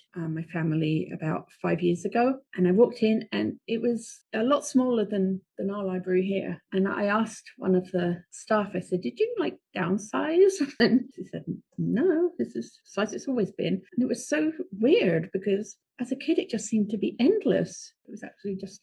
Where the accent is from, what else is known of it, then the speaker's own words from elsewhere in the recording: Watford, East of England, United Kingdom; growing up in England in a town called Watford